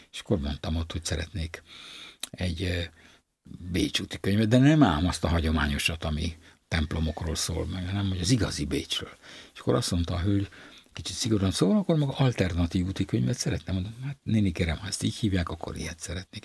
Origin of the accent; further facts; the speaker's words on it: Budapest, Hungary; itt Zuglóban nőttem fel, Törökőr nevű környéken